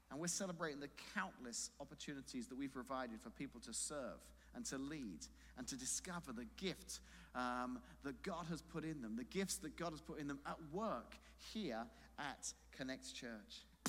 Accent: London, United Kingdom; moved away; in London, there is a, a tower where I grew up in London

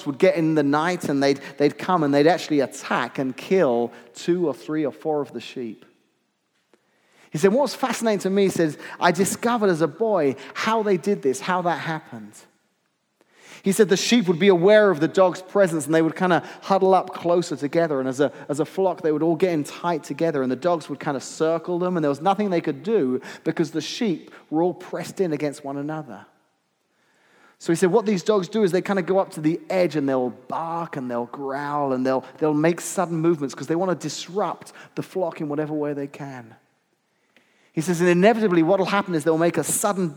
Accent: United Kingdom; now in Midwest, United States; I grew up just outside of London, so I really don't have many farming illustrations at all

